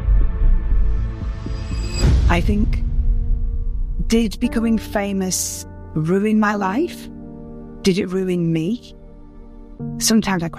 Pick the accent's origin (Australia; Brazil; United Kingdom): United Kingdom; just outside Liverpool, North West England; also born or lived in Whiston / Widnes; I grew up just outside Liverpool, and I was born in West Sivingsford up